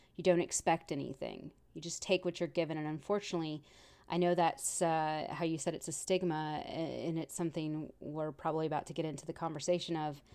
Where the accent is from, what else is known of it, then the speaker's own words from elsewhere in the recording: Texas, United States; I'm from Texas and the men are very robust and very macho